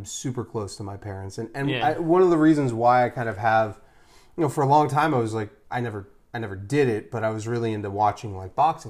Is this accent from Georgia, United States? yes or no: no; Philadelphia, Pennsylvania, United States; I not only was born in the city, I was born on Broad Street.